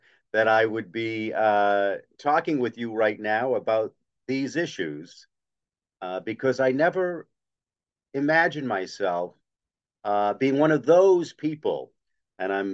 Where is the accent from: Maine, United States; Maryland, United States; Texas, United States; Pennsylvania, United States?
Maine, United States; Bangor; I grew up in Bangor, had a very nice lower middle income upbringing.